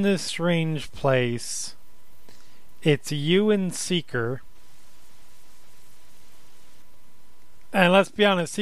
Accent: United States; I'm American

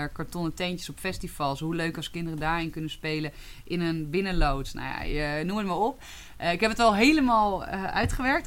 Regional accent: Twente, Overijssel, Netherlands; now in Haarlem, Netherlands; ik ben in Twente opgegroeid

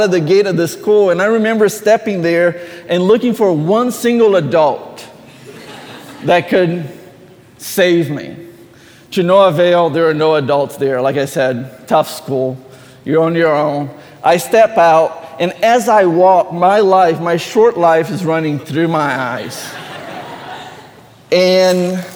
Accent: Brazil; moved away; I grew up in Brazil

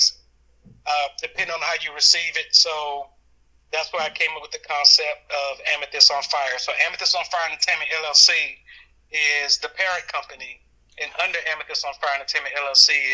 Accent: New York City, New York, United States; As a kid growing up in Brooklyn, New York, I was the youngest of nine

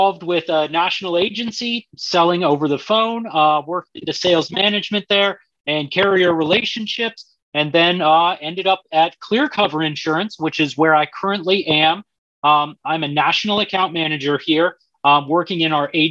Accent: Colorado, United States; I grew up in Colorado.

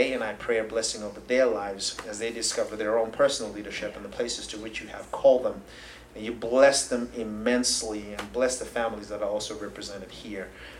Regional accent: Zimbabwe; moved away as an adult; also born or lived in Tulsa, Oklahoma; now in United States; I'm originally from Zimbabwe in Southern Africa. I came here in 2005

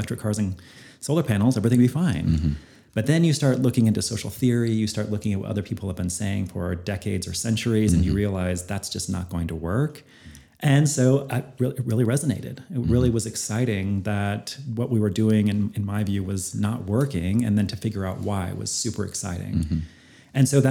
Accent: Northern Idaho, United States; I grew up in Northern Idaho, very conservative

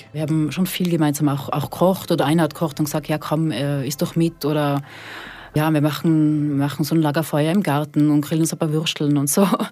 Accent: Austria; moved away as an adult; also born or lived in Switzerland / Bühl; now in Fribourg, Switzerland; ich bin eigentlich aus Österreich, bin aber seit 2013 in der Schweiz.

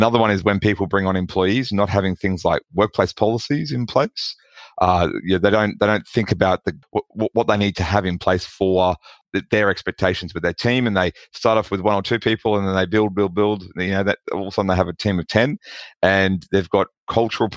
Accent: Australia; accent: Australian; People can probably tell from my accent that I'm from Australia

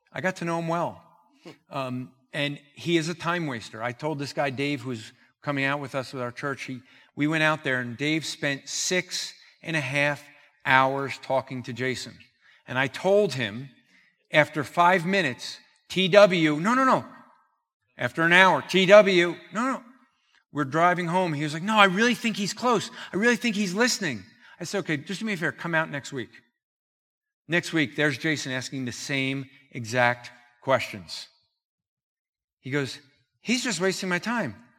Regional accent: New Jersey, United States; I'm from New Jersey

